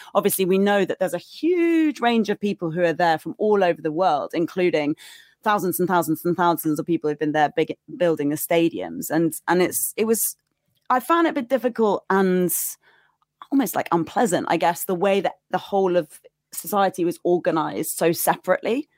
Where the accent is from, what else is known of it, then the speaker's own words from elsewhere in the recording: United Kingdom; moved away as an adult; also born or lived in Qatar; being British, I was quite well protected by the British Embassy